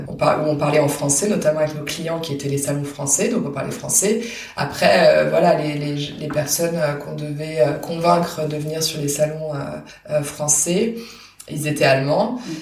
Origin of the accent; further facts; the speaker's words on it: Paris region, Île-de-France, France; first language French; moved away as an adult; now in Cologne, Germany; je suis née à Paris et j'ai grandi en région parisienne